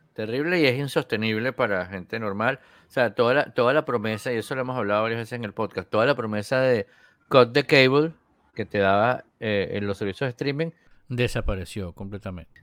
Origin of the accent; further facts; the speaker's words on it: Venezuela; Yo antes veía béisbol cuando era pequeño en Venezuela